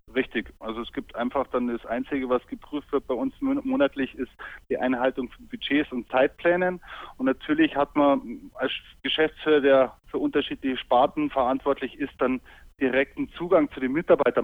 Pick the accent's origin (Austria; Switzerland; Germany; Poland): Germany; Munich, Bavaria; moved away as an adult; also born or lived in Bamberg / Düsseldorf; now in Allgäu, Germany; ich würde auch selbst als gebürtiger Münchner ungern umziehen